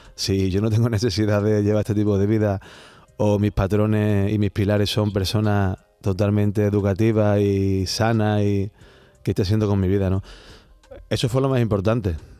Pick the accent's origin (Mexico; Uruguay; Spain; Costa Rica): Spain; Seville, Andalusia; Como buen sevillano